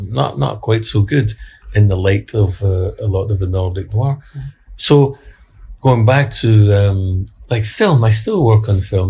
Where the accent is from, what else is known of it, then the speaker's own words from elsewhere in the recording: Glasgow, Scotland, United Kingdom; I was brought up in a in the East End of Glasgow in a working class uh, housing estate